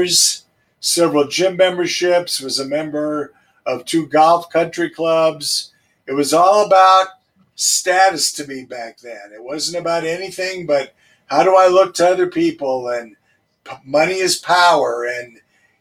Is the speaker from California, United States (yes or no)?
no; Denver, Colorado, United States; I grew up in Denver. I'm a native. I grew up in Hilltop